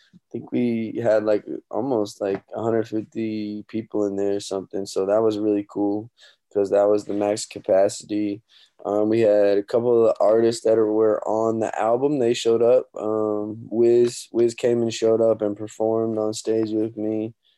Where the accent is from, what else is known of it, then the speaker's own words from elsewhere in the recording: Omaha, Nebraska, United States; my hometown, Omaha, Nebraska